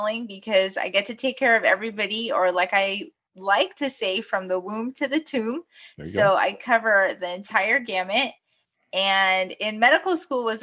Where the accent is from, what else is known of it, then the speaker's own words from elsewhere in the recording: Guyana; also born or lived in New York, United States; now in United States; I was born in Guyana, South America. And originally my parents moved to the United States essentially just to give my sister and myself a better education